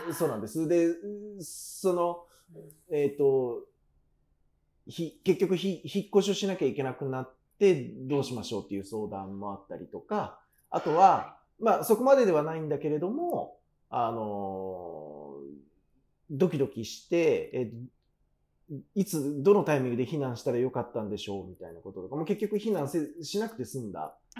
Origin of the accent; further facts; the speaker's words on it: Kanagawa, Japan; 父は熊本で母は大分なので、ね、だから親の血は九州なんですけど、うん、私は神奈川の生まれ